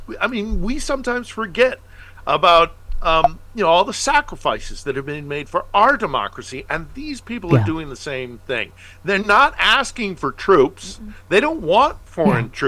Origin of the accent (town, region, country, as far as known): United States; now in Ukraine